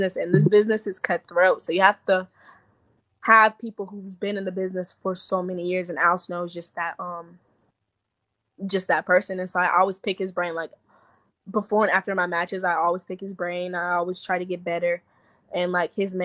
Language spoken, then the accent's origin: English; South Carolina, United States; moved away as an adult; now in Georgia, United States; South Carolina, which is my hometown